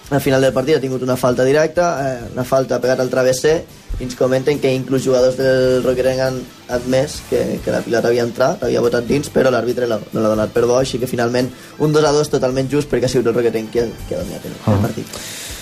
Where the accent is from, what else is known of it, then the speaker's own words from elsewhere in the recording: Móra la Nova, Catalonia, Spain; al ser el meu poble